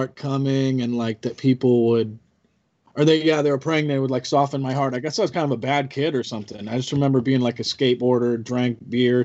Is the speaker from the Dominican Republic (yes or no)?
no; Albany, Oregon, United States; I grew up in Albany, Oregon